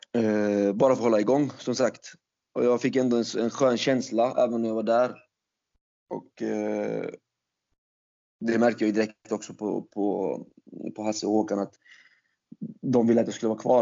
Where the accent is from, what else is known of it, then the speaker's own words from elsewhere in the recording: Falkenberg, Halland County, Sweden; also born or lived in Turkey; jag är ju från Falkenberg från början